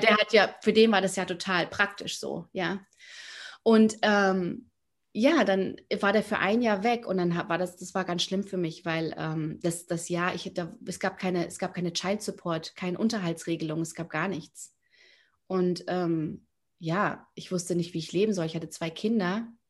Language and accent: German; near Frankfurt, Hesse, Germany; moved away as an adult; now in Miami, United States; ich bin in der Nähe von Frankfurt aufgewachsen